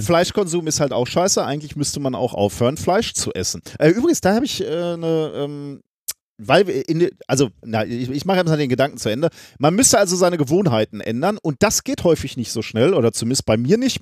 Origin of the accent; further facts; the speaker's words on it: Germany; wir beide als Deutsche